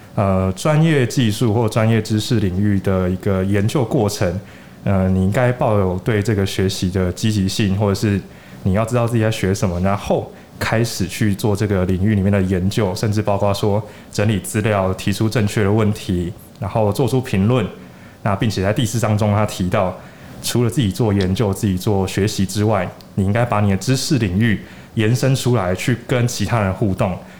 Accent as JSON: {"language": "Chinese", "country": "Taiwan", "said": "我们台湾人"}